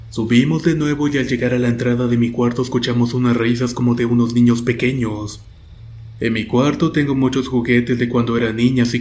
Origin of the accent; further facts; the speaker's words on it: Guaymas, Sonora, Mexico; Muchas gracias por escuchar mi historia. … soy originaria de Guaymas, Sonora.